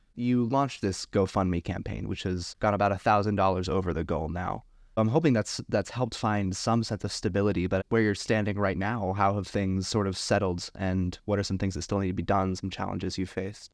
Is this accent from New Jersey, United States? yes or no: yes; a suburb in New Jersey, United States; also born or lived in Anchorage, Alaska; now in Juneau, United States; I'm from a suburb in New Jersey and came up to Alaska